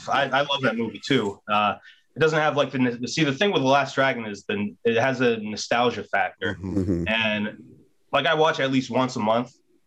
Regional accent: outside of Philadelphia, Pennsylvania, United States; moved away; also born or lived in New York; I grew up outside of Philly, but like movies made me want to move to New York.

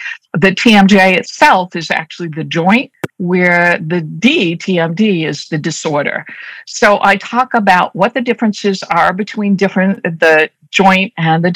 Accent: Boston, Massachusetts, United States; accent: Boston; I'm a native Bostonian. So as I'm speaking, you're going to probably hear me drop my R's a lot. So my Boston accent comes through very strong

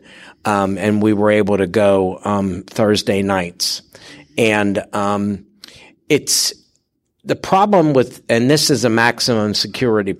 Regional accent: Pittsburgh, Pennsylvania, United States; now in Richmond, United States; I'm from Pittsburgh originally. I live in Richmond now

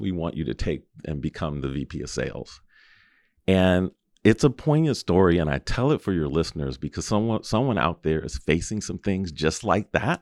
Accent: Los Angeles, California, United States; I was born and raised in Los Angeles in Southern California

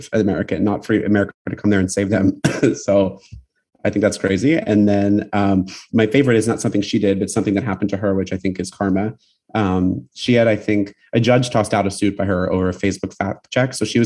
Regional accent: Pennsylvania, United States; my home state, Pennsylvania

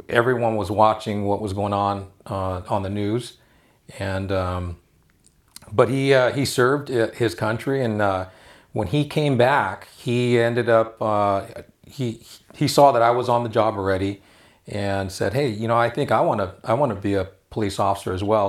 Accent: Los Angeles, California, United States; We, we grew up in El Sereno

